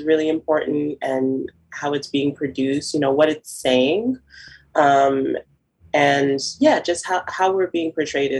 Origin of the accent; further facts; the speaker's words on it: Boston, Massachusetts, United States; now in New York City, United States; I'm from Boston, but I currently live in New York City